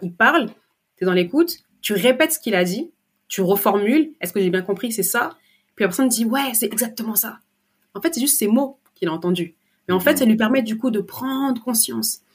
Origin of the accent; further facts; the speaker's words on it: France; je suis née en France, j'ai grandi en France